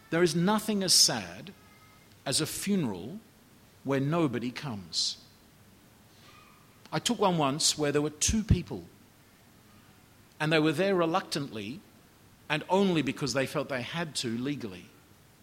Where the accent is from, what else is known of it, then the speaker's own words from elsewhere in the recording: Australia; as an Australian